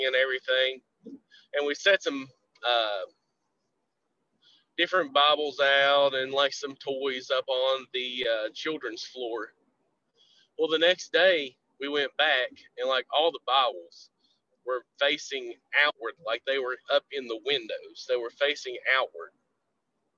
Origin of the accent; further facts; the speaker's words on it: Southern West Virginia, United States; from Southern West Virginia.